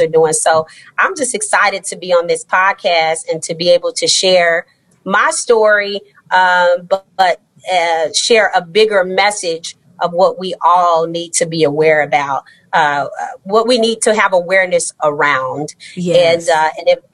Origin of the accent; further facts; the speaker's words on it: Austin, Texas, United States; now in Houston, United States; I'm a Texas girl. I was raised in Austin, Texas, and moved to Houston more than 20 years ago